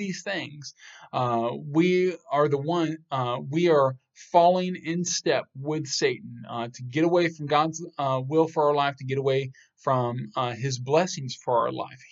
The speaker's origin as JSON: {"language": "English", "country": "United States", "tie": "born or raised there", "said": "I was born in America"}